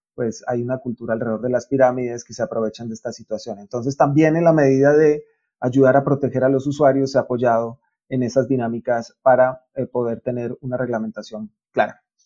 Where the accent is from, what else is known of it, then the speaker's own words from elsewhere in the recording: Colombia; en Colombia estamos